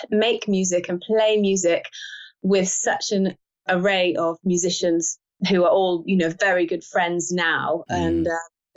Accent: London, United Kingdom; also born or lived in Spain / United States; I grew up in London my entire life

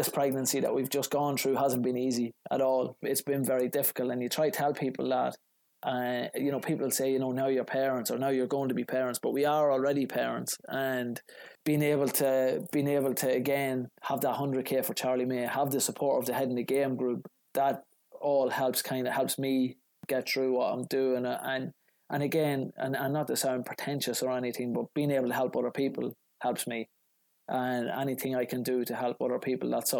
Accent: Ireland; now in Chicago, United States

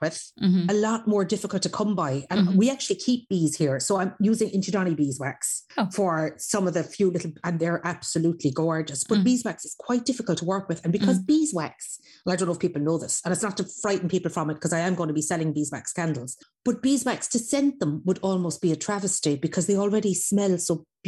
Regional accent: Clonakilty, Munster, Ireland; I grew up in Inchdonny, and I grew up in the old days in Inchdonny

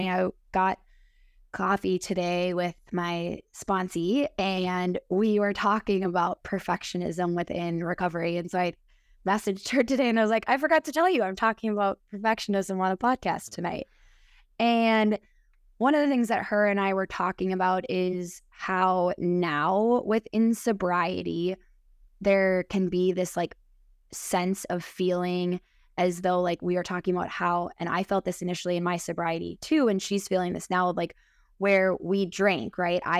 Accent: Minnesota, United States; accent: Midwest; I am 32 years old from Minnesota. So maybe you can tell in my accent from the Midwest.

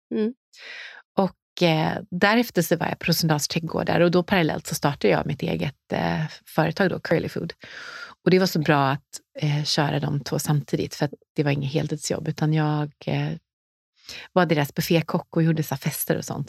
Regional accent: Nässjö, Jönköping County, Sweden; moved away as an adult; now in Stockholm, Sweden; Jag kom från Småland, från mm. Nässjö

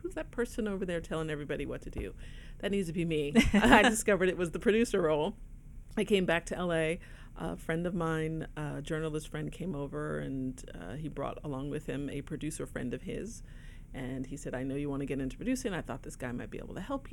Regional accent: New Jersey, United States; moved away; I was living on the East Coast at the time. I'm originally from New Jersey

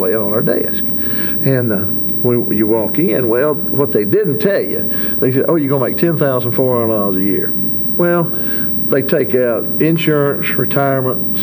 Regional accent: South Carolina, United States; I'm born and raised in the Friendship community between Belton and Honeypath.

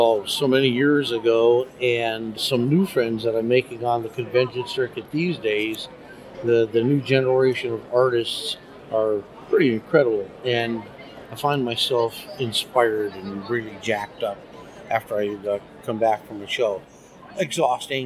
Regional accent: northern Wisconsin, United States; moved away; also born or lived in Chicago / New York / Seattle; I'm a small town boy from northern Wisconsin

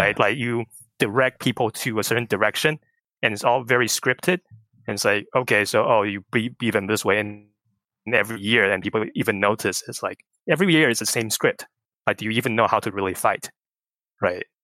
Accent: Taiwan; moved away; growing up in Taiwan

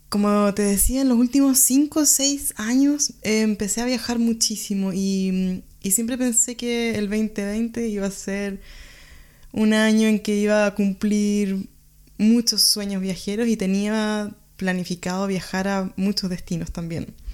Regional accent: Chile; now in Germany; Soy chilena y vivo en Alemania hace tres años

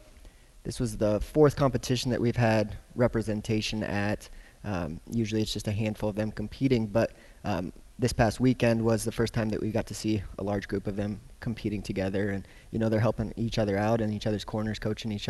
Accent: Marion, Iowa, United States; moved away as an adult; also born or lived in Illinois; now in Hays, United States; I grew up originally in Marion, Iowa

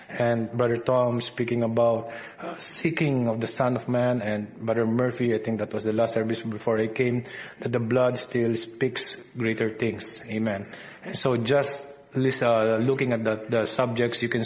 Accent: Philippines; accent: Filipino English; my Filipino English accent

